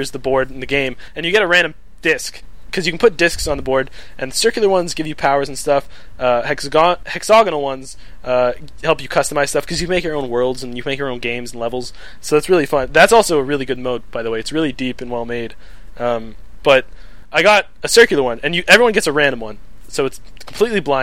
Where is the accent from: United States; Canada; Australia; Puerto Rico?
Canada